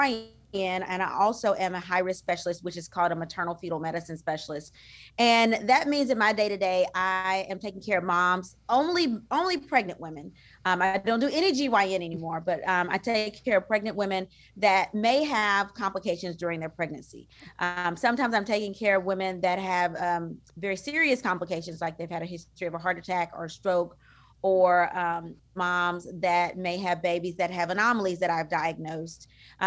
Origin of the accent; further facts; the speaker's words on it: DeRidder, Louisiana, United States; now in Houston, United States; from a really small town called DeRidder, Louisiana. There's only about 10,000 people there. That is my hometown. It's by Lake Charles, Louisiana.